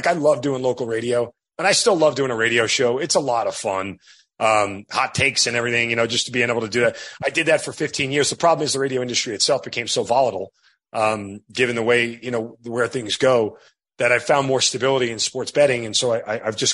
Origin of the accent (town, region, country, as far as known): New York, United States; born or raised there